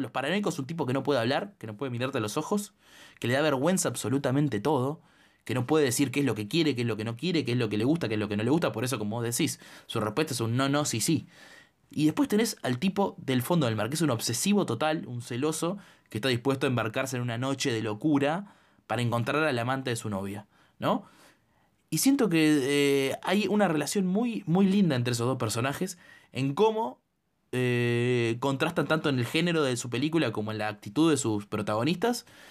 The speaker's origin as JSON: {"language": "Spanish", "country": "Argentina", "said": "yo soy argentino"}